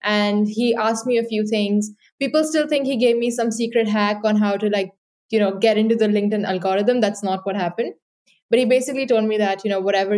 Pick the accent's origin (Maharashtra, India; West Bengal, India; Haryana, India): Maharashtra, India; Mumbai; moved away as an adult; also born or lived in Dublin, Ireland; I grew up in Mumbai in India, and then I moved to Dublin for university